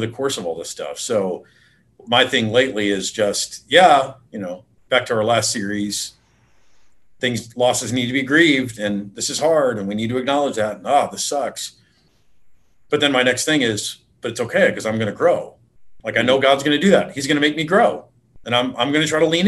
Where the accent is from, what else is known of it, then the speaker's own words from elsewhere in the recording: Detroit, Michigan, United States; I grew up in Detroit area